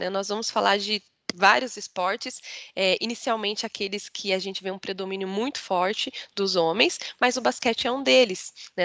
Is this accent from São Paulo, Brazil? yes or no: yes; Mogi, near Campinas, interior of São Paulo, Brazil; eu comecei a jogar basquete com 7 anos de idade, no SESI, lá na minha cidade, de Mogi que é no interior de São Paulo, próximo de Campinas